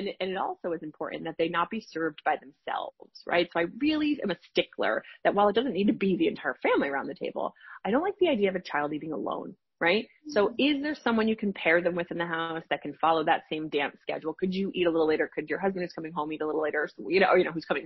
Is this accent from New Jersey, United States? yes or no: yes; New Jersey, United States; I live in New Jersey. I'm from New Jersey, and my father worked in the city, and he would commute home